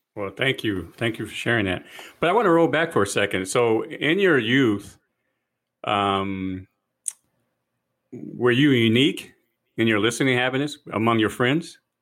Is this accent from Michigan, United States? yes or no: yes; Detroit, Michigan, United States; growing up in Detroit